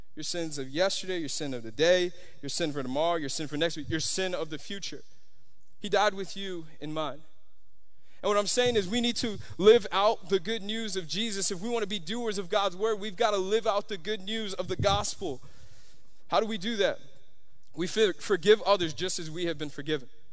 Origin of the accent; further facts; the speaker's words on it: Miami, Florida, United States; I'm from Miami